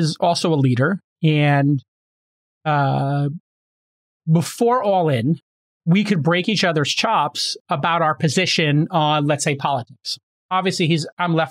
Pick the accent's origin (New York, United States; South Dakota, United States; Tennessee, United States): New York, United States; New York City; I grew up in Brooklyn where we break